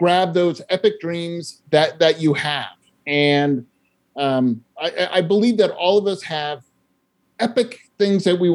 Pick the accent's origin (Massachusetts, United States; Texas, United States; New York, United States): Massachusetts, United States; Sherborn; I grew up in a small town in Massachusetts called Sherburn, which is 18 miles southwest of Boston